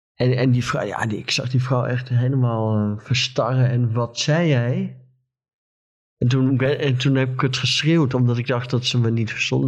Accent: Friesland, Netherlands; ik kom uit Friesland

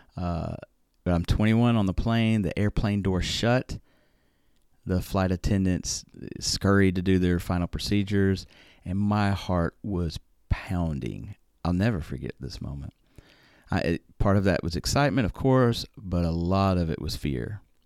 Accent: Alabama, United States; moved away as an adult; now in Japan; I am from Alabama after all

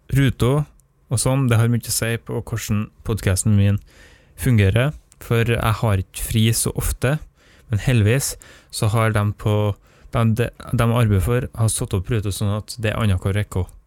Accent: Nordmøre, Møre og Romsdal, Norway; jeg er nordmøring

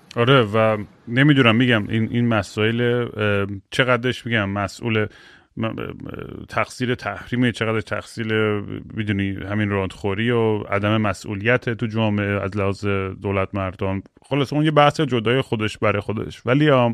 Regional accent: Iran; moved away; من بچگیام یادم تو ایران

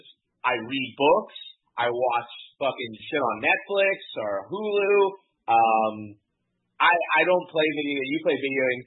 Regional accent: Florida, United States; as a Floridian

